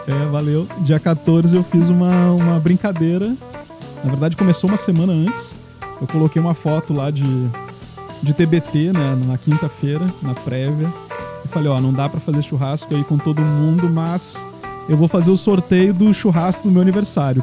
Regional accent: Rio Grande do Sul, Brazil; moved away; Eu sou gaúcho

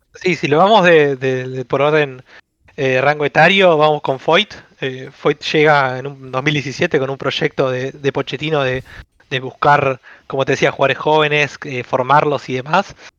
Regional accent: Avellaneda, Buenos Aires Province, Argentina; soy de Buenos Aires, de, Avellaneda, donde es independiente Racing. Acá es una ciudad donde se vive el fútbol a pleno

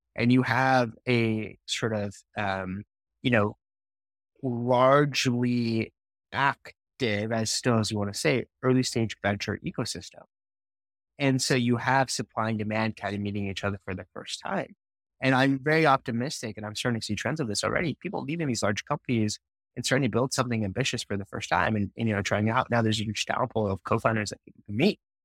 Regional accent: Utah, United States; I grew up in Utah

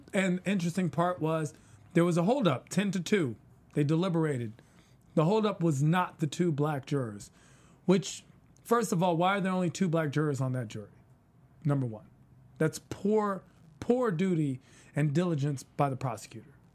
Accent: East Coast, United States; I'm from the East Coast.

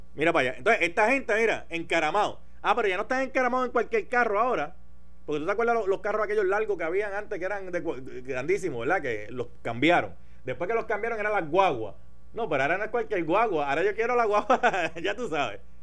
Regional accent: Puerto Rico; somos bien puertorriqueños, somos bien puertorriqueños

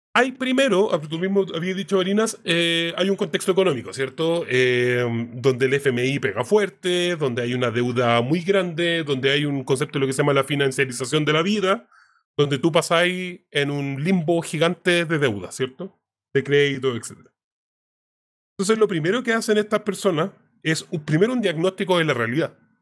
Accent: Chile

